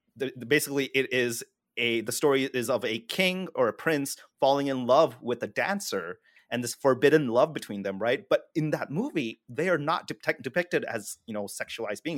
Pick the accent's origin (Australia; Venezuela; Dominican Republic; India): India; as an Indian